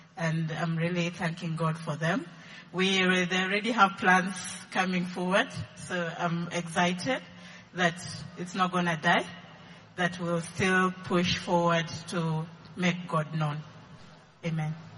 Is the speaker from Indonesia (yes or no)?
no; Eldoret, Uasin Gishu County, Kenya; moved away; I come from Eldoret